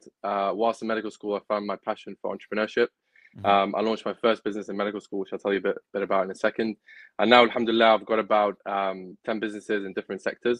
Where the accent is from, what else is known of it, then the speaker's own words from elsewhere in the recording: Manchester, North West England, United Kingdom; also born or lived in Gaza, Palestine / Norway / Wales; we settled in Manchester. So Manchester is my home. It's where I've lived most of my life.